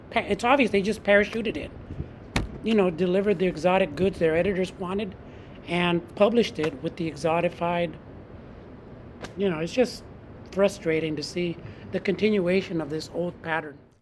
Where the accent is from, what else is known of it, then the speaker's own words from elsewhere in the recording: San Francisco, California, United States; I grew up in San Francisco